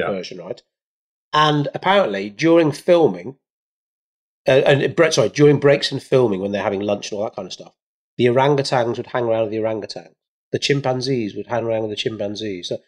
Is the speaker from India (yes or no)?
yes; India; are you assuming I should know about rice because I'm Indian, Joel?